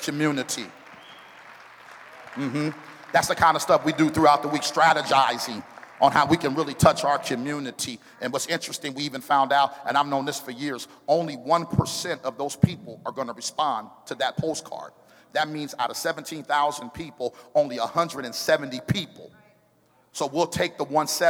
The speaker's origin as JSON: {"language": "English", "town": "Oakland", "region": "California", "country": "United States", "tie": "born or raised there", "moved": "yes", "lives_now": "Arizona, United States", "said": "I was born in Oakland, California."}